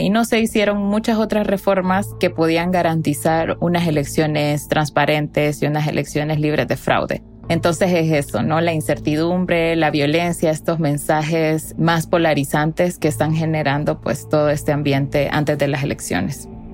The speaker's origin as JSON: {"language": "Spanish", "country": "Honduras", "said": "yo soy periodista hondureña"}